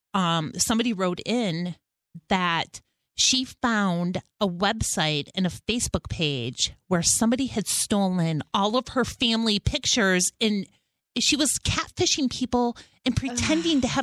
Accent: Detroit, Michigan, United States; moved away; I'm from Detroit

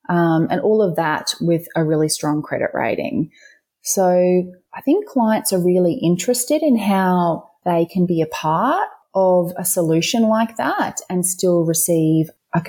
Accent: Queensland, Australia; the Queensland Treasury has issued a green bond that went to finance, for example, this is in my home state, you know, the Gold Coast Light Rail Stage 2

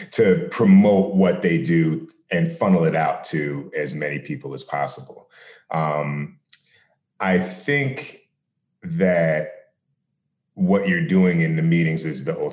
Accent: New Jersey, United States; I grew up in New Jersey

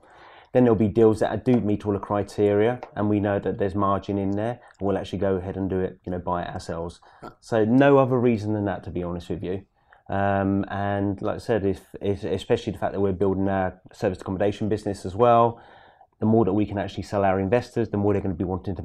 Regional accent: East of England, United Kingdom; It's not in London, but it's in Norfolk. I'm from

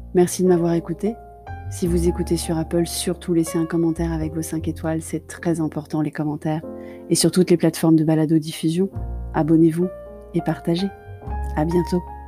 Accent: Paris, Île-de-France, France; Je suis parisienne de cœur

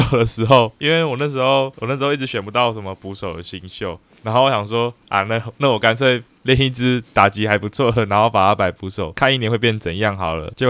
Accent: Taiwan; 哦，对啊，身为台湾人，

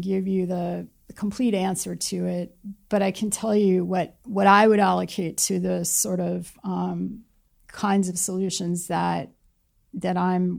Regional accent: California, United States; I come from Silicon Valley or, you know, I'm a product of Silicon Valley

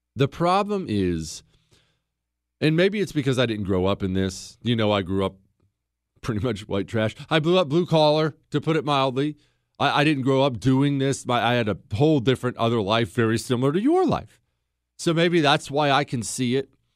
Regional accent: United States; I'm an American

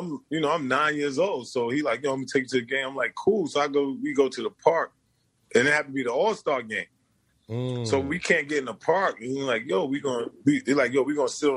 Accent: New York City, New York, United States; I was born in Brooklyn. So, you know, growing up in Brooklyn, you just fight and you just get in trouble

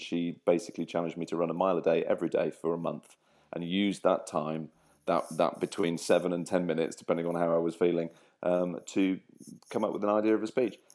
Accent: Grimsby, Yorkshire and the Humber, United Kingdom; also born or lived in Cleethorpes / Lincolnshire; I was born in Cleethorpes, brought up in Grimsby, and live in Lincolnshire

